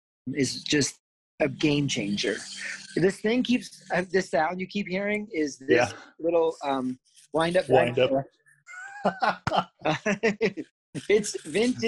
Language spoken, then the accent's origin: English; Down East Maine, United States; I was born and raised in Down East Maine, near Acadia